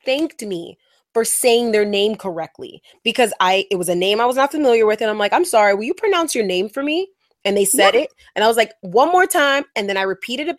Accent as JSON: {"language": "English", "town": "New York City", "region": "New York", "country": "United States", "said": "from the block in the South Bronx"}